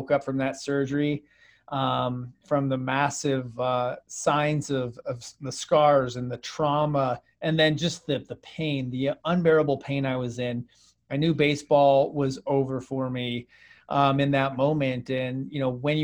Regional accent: Phoenix, Arizona, United States; I grew up here in Phoenix, Arizona, where I currently live

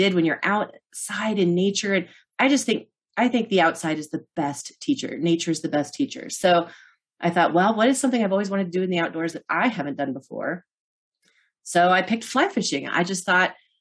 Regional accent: Norton, Kansas, United States; moved away; my hometown of Norton, Kansas

